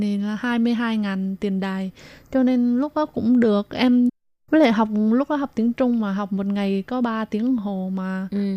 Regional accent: Binh Phuoc, Vietnam; now in Taipei, Taiwan; Mình đến từ Bình Phước, Việt Nam.

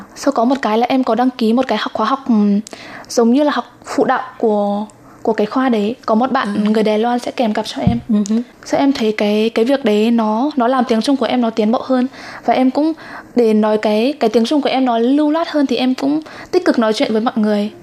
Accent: Nghệ An, Vietnam; moved away as an adult; now in Taiwan; Em đến từ Nghệ

